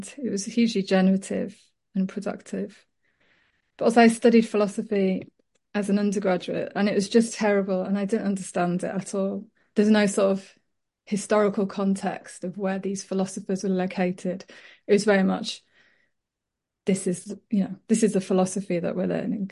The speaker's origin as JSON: {"language": "English", "town": "Leeds", "region": "Yorkshire and the Humber", "country": "United Kingdom", "tie": "born or raised there", "said": "I was brought up in Leeds and my mum is French, my dad's Welsh, and so I wasn't part of sort of a Yorkshire community"}